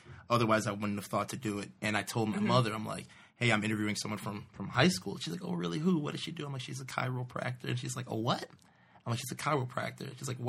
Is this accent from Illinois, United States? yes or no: yes; Glendale Heights, Illinois, United States; I'm from a little place called Glendale Heights.